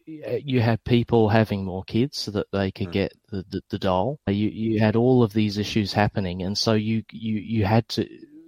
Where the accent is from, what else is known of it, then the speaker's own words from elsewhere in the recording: England, United Kingdom; now in Australia; Okay, so I come from England.